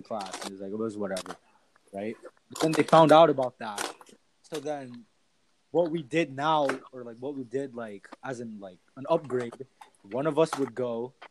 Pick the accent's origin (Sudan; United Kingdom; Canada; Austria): Canada; Canada and like America has a lot of like foreigners that come mm-hmm. to Canada, and like our country is really diverse